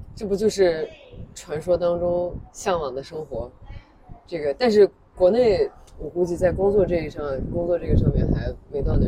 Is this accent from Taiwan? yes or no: no; China; 作为一个，一个中国人，一个亚洲人